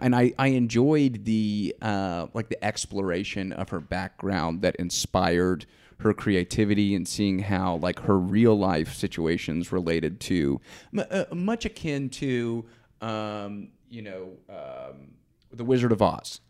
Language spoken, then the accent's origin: English; Georgia, United States; I'm from Georgia